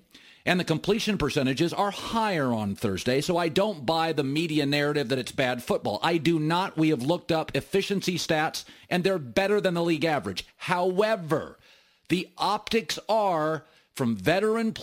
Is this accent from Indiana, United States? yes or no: no; Washington, United States; I'm from Washington State